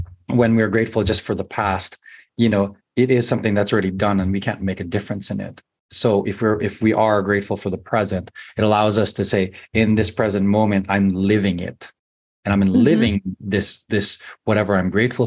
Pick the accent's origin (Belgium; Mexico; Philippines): Philippines; moved away; growing up in the Philippines